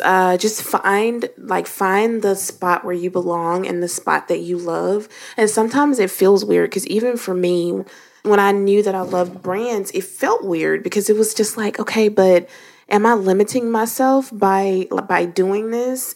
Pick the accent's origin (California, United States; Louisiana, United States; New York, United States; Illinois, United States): Louisiana, United States; I am from Louisiana